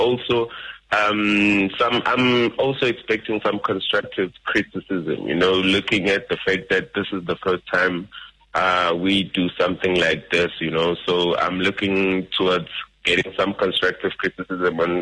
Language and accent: English; Nelspruit, Mpumalanga, South Africa; moved away; I am originally from Mpumalanga in Nelspruit